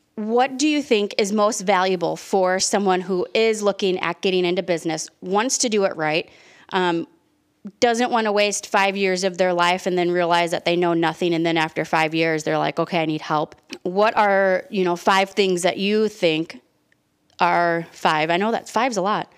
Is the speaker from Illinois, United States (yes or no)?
yes; Chicago, Illinois, United States; we're from Chicago, and when we get heated and we have conversations, we talk loud